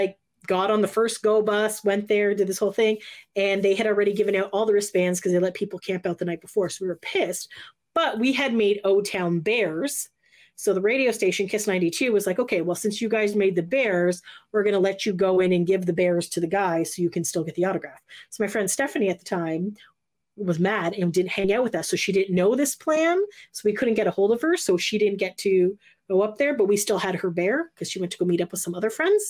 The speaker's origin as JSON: {"language": "English", "town": "Hamilton", "region": "Ontario", "country": "Canada", "tie": "born or raised there", "said": "my mall in Hamilton, Lime Ridge Mall"}